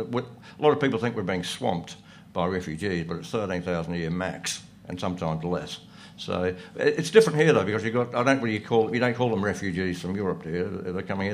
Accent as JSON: {"language": "English", "country": "Australia"}